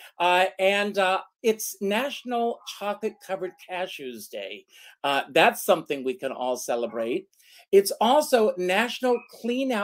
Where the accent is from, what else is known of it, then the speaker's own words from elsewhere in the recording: Myrtle Beach, South Carolina, United States; my hometown of Myrtle Beach, South Carolina